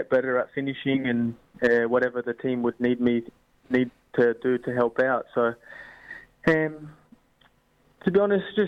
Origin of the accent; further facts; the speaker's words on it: Australia; now in Scotland; I grew up in Australia